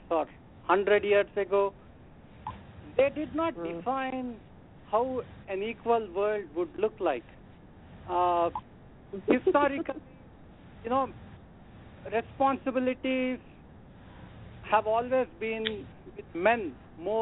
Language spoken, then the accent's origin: English; India; now in New Jersey, United States; I'm calling from New Jersey. I am an Indian.